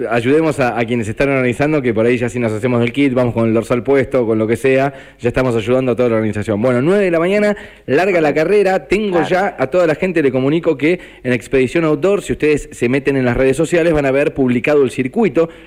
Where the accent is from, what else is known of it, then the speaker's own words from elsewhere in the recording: Necochea, Buenos Aires Province, Argentina; si soy de Necochea, para ayudar, esto ya también es de formación profesional. A toda la gente que puede ir el sábado a la entrega de kit que esté en Necochea